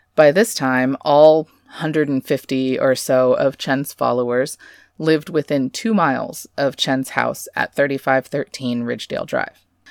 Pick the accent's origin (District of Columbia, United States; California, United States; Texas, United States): Texas, United States; I'm Texan, sort of raised in the Bible Belt here